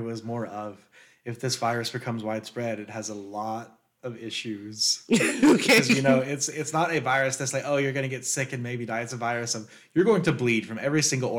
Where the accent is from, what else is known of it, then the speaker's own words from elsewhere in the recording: United States; keep in mind I'm American.